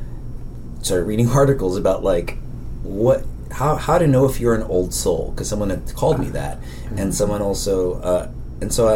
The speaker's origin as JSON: {"language": "English", "town": "Daly City", "region": "California", "country": "United States", "tie": "born or raised there", "said": "I'm from San Francisco, and it wasn't until my senior year of high school did I really feel aware of the world outside of Daly City"}